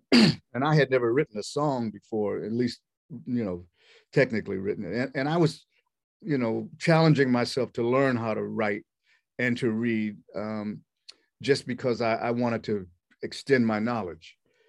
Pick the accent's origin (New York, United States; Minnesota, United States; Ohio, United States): Minnesota, United States; Minneapolis; also born or lived in Los Angeles, United States; And I said, "I'm from Minneapolis. What do you mean East Coast fire?"